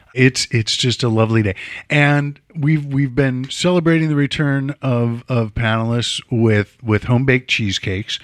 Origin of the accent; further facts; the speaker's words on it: Chicago, Illinois, United States; I'm from Chicago